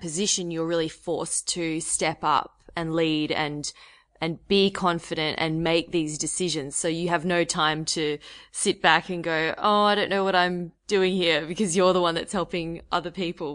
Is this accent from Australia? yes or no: yes; Australia; my being Australian